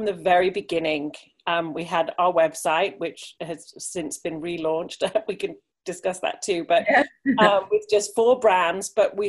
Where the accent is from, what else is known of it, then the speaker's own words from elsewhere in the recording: England, United Kingdom; moved away as an adult; also born or lived in Germany; now in United States; I am obviously from England, born and bred. Moved to Germany for 6 years when I was 20. Met my English husband there, and then we moved to the States in 1996.